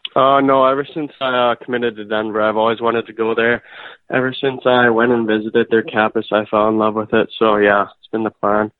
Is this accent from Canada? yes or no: yes; St. Albert, Alberta, Canada; grew up in St. Albert, and I'm still living there.